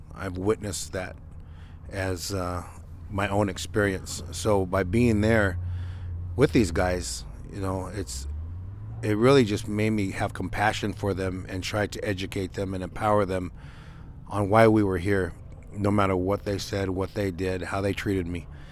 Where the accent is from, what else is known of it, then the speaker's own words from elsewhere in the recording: Nevada, United States; the different areas around Nevada, um, definitely 'cause that's my hometown